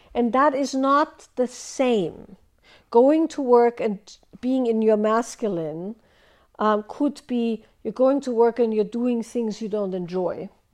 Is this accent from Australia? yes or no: no; Austria; moved away; I grew up in Austria